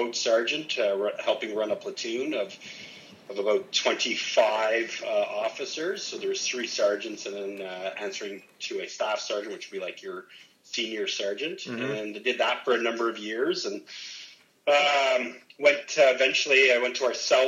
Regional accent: Ottawa, Ontario, Canada; also born or lived in Niagara; I decided I wanted to come back to my hometown of Ottawa, and came back here in 2001.

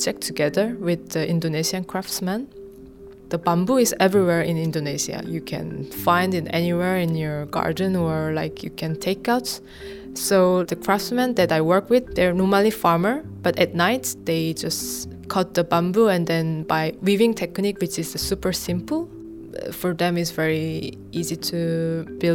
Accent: South Korea; moved away; I'm from South Korea.

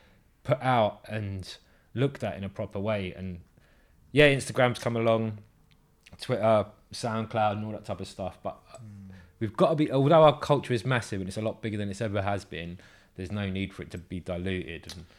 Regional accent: England, United Kingdom; I think there's something in us as English people and the way that we're not American

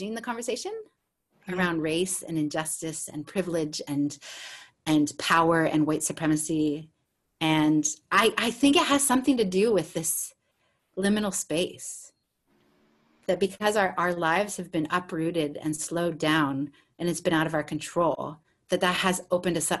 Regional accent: United States; now in Australia; as a American and Australian

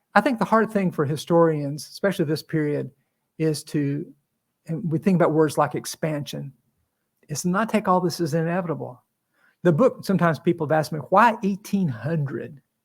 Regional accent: Appalachia, United States; I'm from where Davy Crockett and Daniel Boone are from. That's really not that you can hear it in my accent or anything, but that's where.

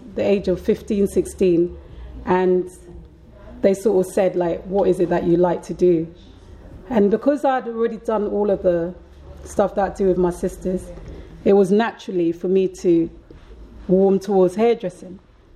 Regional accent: Ghana; moved away; also born or lived in London; growing up in Ghana

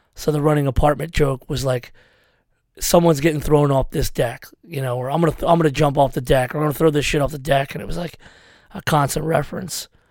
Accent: Philadelphia, Pennsylvania, United States; I was from Frankfurt

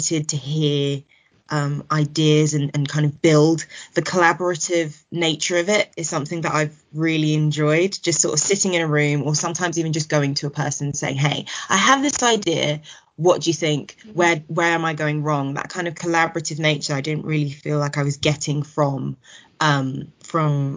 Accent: Kent, South East England, United Kingdom; my experience growing up in Kent.

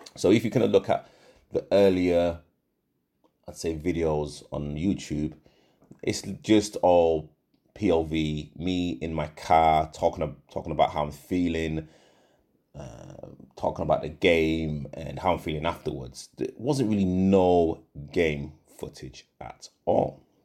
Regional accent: Leeds, Yorkshire and the Humber, United Kingdom; moved away as an adult; also born or lived in Nottingham; now in London, United Kingdom; I'm originally from, from Leeds. I was born in Nottingham, but I moved to Leeds when I was about I, I believe, three or four

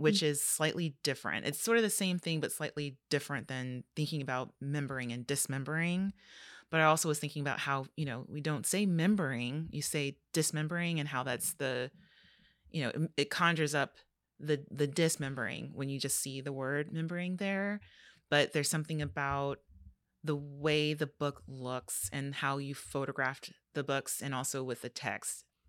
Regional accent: Los Angeles, California, United States; growing up in Los Angeles

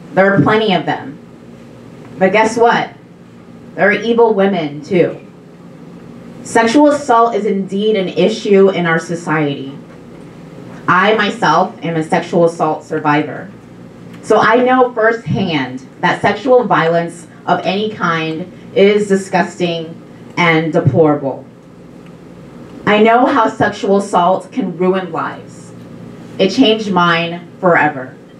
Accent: Texas, United States; my home state of Texas

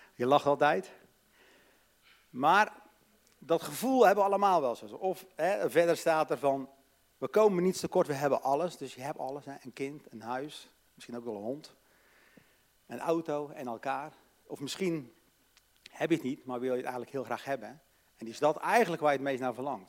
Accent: Katwijk, South Holland, Netherlands; Ik ben opgegroeid in een christelijk gezin, hervormd, in Katwijk, aan zee

